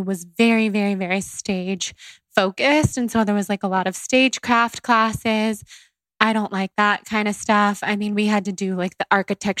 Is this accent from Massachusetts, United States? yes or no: no; Sacramento, California, United States; I'm from Sacramento